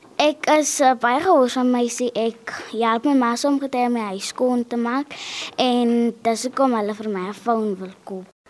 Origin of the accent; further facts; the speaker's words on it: Concordia, South Africa; Ek is graad 6 en ek is van Concordia